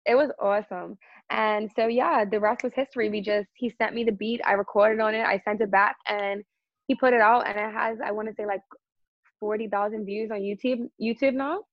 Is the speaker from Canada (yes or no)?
no; Bermuda; growing up in Bermuda was it was awesome. Lots of outdoor activities, lots of swimming. You know, I think I had a great childhood here.